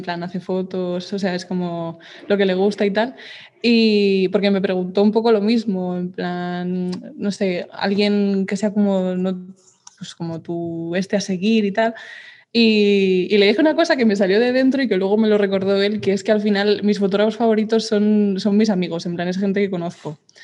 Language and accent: Spanish; Madrid, Community of Madrid, Spain; soy de Madrid de toda la vida